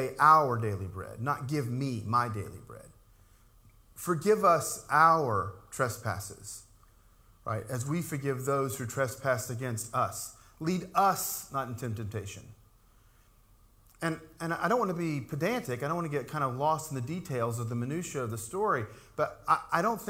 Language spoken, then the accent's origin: English; Appalachian Mountains, United States; growing up in the Appalachian Mountains, we used to hear and even say about ourselves that all Pentecostals are preachers.